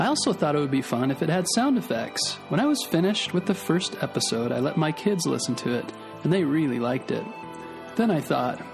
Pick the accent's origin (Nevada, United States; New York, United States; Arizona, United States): Arizona, United States; Mesa; also born or lived in Gilbert, Arizona / California; I was born in Mesa, Arizona, and grew up in the towns of Mesa and Gilbert, but we lived in California while my dad was going to school